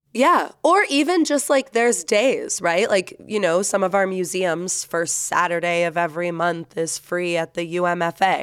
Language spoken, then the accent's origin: English; Florida, United States; now in Salt Lake City, United States; I'm from Florida